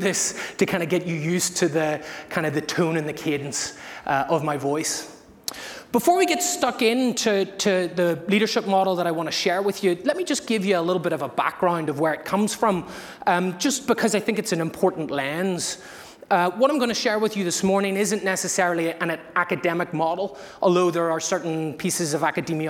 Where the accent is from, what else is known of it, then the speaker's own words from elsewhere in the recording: Belfast, Northern Ireland, United Kingdom; moved away as an adult; also born or lived in Massachusetts, United States; now in United States; I'm from Ireland. I'm from Belfast in the north